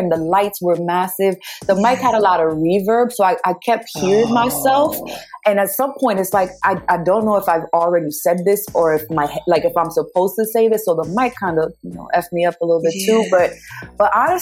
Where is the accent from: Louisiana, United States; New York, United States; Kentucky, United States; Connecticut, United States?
New York, United States; I'm from New York